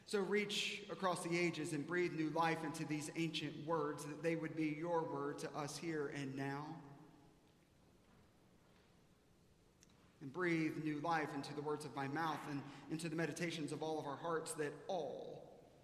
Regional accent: South Carolina, United States; now in Dallas, United States; I grew up in South Carolina.

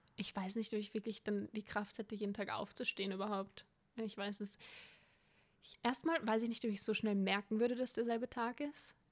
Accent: Vienna, Austria; ich bin eine waschechte Wienerin

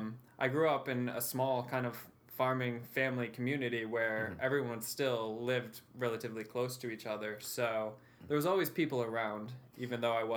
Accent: Westernville, New York, United States; Pretty isolated, really.

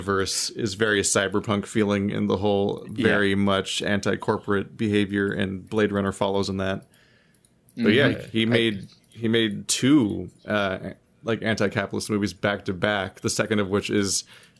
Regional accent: United States; I'm American.

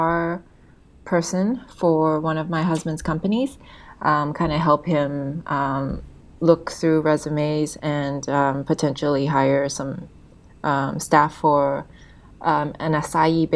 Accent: Canada; moved away as an adult; also born or lived in Hong Kong; I'm originally from Canada. I was born and raised there

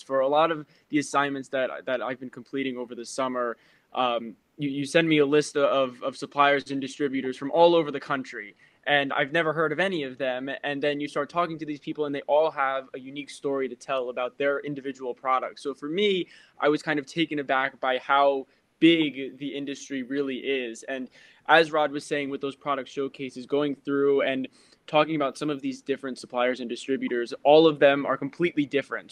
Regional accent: Randolph, New Jersey, United States; I am from Randolph, New Jersey. That's where I am right now.

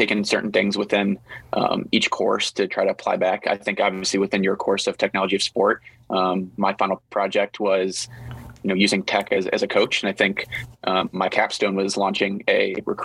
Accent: Chicago, Illinois, United States; I'm from Chicago and suburbs and live in the city

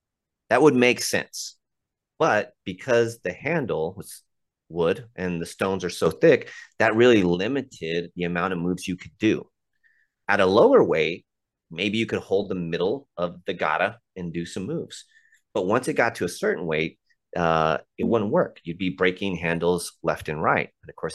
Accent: United States; I'm not taking my American ass up there to show them that their tradition is this.

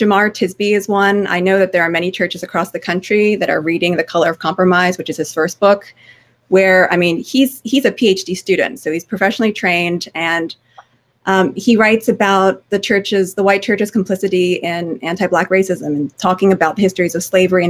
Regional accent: New Jersey, United States; I'm an Asian American Christian who grew up in a Korean immigrant church in New Jersey

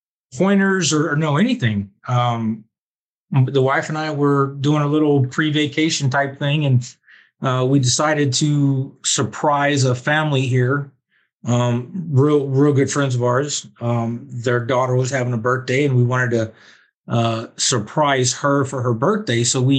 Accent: Alabama, United States; born there; And even though I was born in Alabama, I'm a Georgia fan.

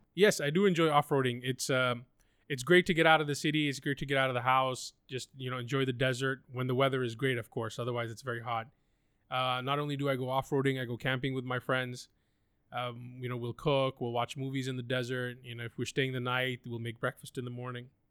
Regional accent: Pakistan; I'm from Pakistan

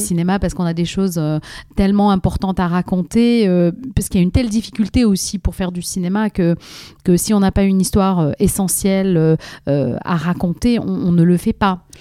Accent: Algiers, Algiers Province, Algeria; moved away as an adult; also born or lived in Moscow, Russia; now in France; j'ai vécu trois ans à Moscou et puis après, on a, on a déménagé à Alger. Donc j'ai vécu une grosse partie de, donc de, ma, de ma jeunesse euh, en Algérie

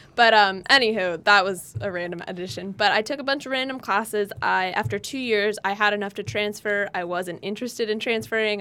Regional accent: California, United States; now in Nevada, United States; We were both born and raised in California.

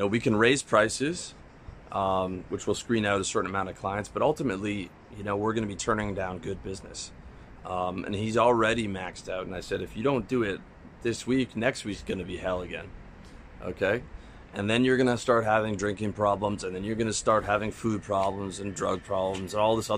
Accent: Canada; moved away as an adult; now in Georgia; as a Canadian

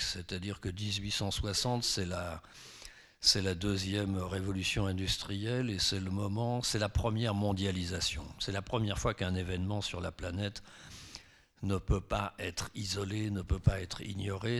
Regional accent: France; je suis français

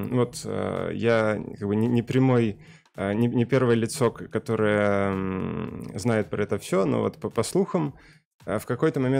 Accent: Kostyukovichi, Mogilev Region, Belarus; now in Saint Petersburg, Russia; Э, я сам родом из Белоруссии, э, если конкретнее из Костякович, маленького города. Э, и сейчас живу в Питере

